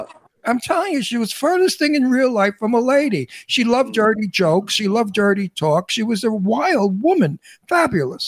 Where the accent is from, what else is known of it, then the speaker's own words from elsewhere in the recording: New York City, New York, United States; accent: Brooklyn; born and raised in Brooklyn